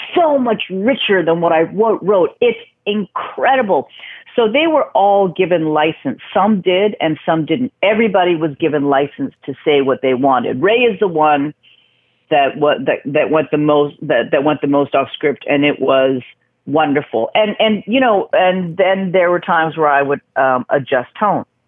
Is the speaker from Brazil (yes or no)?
no; Vancouver, British Columbia, Canada; moved away; also born or lived in New York; I grew up in Vancouver